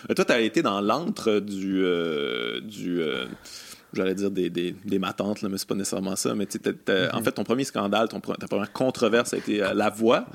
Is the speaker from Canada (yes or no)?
yes; Quebec City, Quebec, Canada; moved away; je viens de Québec aussi